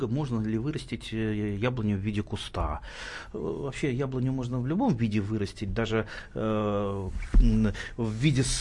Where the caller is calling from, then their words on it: Siberia, Russia; Ну, я из Сибири звоню.